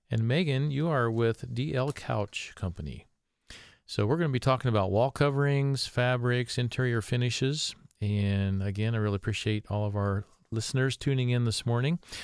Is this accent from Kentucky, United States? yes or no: no; Columbus, Ohio, United States; also born or lived in Findlay, Ohio; Columbus, my hometown.